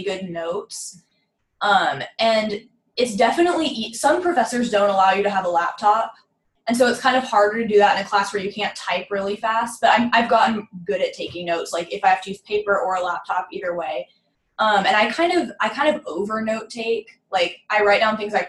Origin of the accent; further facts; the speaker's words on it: Phoenix, Arizona, United States; moved away as an adult; now in Waco, United States; I'm from Phoenix, Arizona, which is pretty far